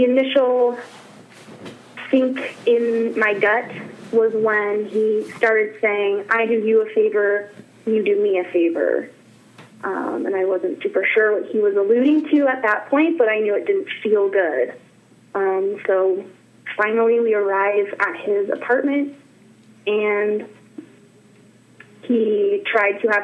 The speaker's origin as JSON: {"language": "English", "region": "Northern California", "country": "United States", "also_born_or_lived": "Wyoming", "moved": "yes", "said": "I'm from Northern California and Wyoming, and I lived in Wyoming for about 10 years"}